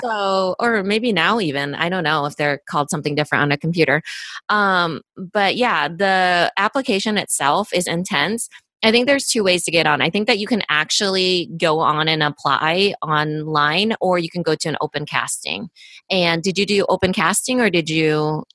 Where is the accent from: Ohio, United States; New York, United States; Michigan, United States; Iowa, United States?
Iowa, United States; I'm from Iowa, small town person, immigrant